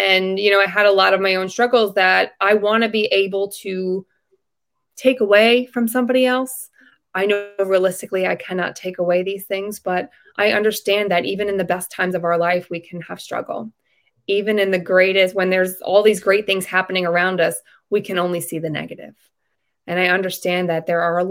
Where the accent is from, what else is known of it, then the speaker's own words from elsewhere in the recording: Long Island, New York, United States; I am from Long Island, New York